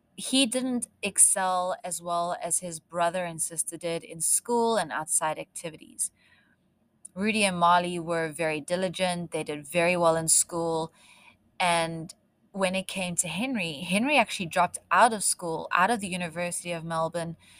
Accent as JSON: {"language": "English", "country": "South Africa", "tie": "born or raised there", "accent": "South African", "moved": "yes", "said": "I am South African and I spent most of my life growing up in the bush"}